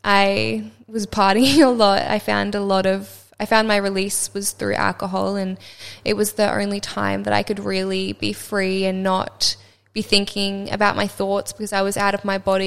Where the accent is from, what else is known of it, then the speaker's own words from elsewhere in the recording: Sunshine Coast, Queensland, Australia; I grew up on the Sunshine Coast, which was so beautiful, and I had, yeah, such a beautiful childhood by the beach